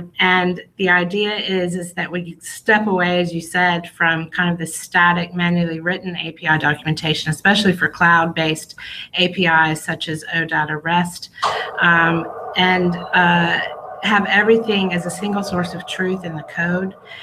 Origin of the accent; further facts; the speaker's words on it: United States; now in Israel; I'm originally from the United States